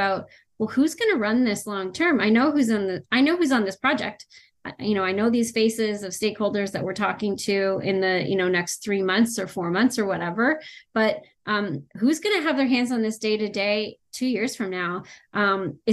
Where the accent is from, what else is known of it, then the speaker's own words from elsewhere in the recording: Canada; I'm Canadian